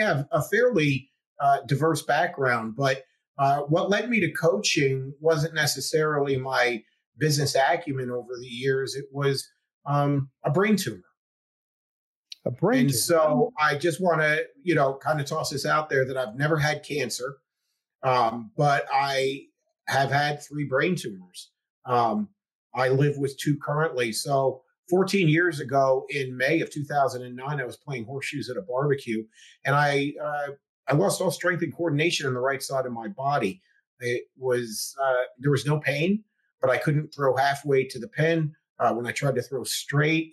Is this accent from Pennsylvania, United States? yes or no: yes; the Poconos, Pennsylvania, United States; I'm from the Poconos originally